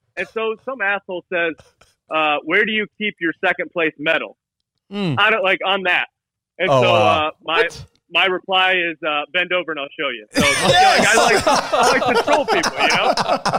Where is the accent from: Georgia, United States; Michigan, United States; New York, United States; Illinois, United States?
Michigan, United States; I was born in Michigan